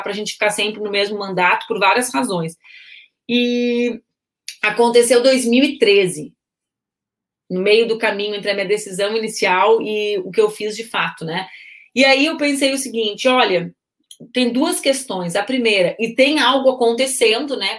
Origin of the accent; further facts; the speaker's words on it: Porto Alegre, Rio Grande do Sul, Brazil; Eu nasci em Porto Alegre, 18 de agosto de 81